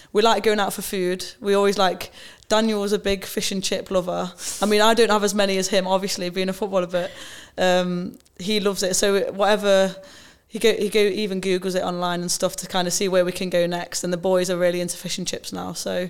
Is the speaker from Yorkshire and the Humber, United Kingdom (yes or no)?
no; Nottingham, East Midlands, United Kingdom; a Nottingham girl, Forest fan, um, born and raised in the city